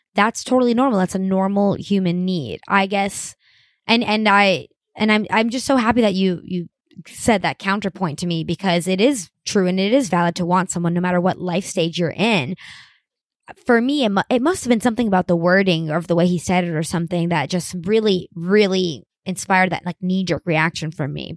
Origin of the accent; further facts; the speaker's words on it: Miami, Florida, United States; I'm from Miami